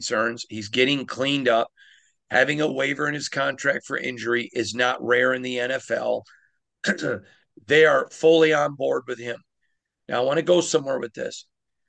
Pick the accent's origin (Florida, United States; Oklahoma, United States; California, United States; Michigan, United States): Michigan, United States; now in Las Vegas, United States; I'm from Michigan.